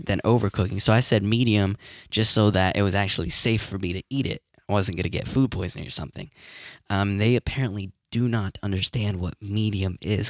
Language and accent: English; Bridgeton, New Jersey, United States; My hometown.